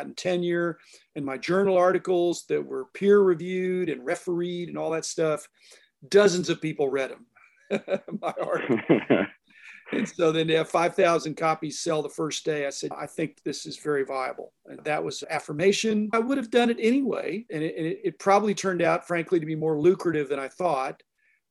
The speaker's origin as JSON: {"language": "English", "town": "Pittsburgh", "region": "Pennsylvania", "country": "United States", "tie": "born or raised there", "moved": "yes", "said": "I grew up in the Pittsburgh area for most of my elementary and middle school years"}